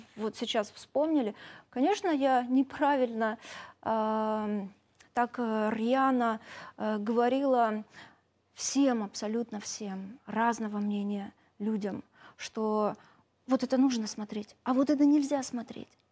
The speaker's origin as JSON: {"language": "Russian", "country": "Ukraine", "also_born_or_lived": "Crimea", "said": "я украинка, русскоговорящая"}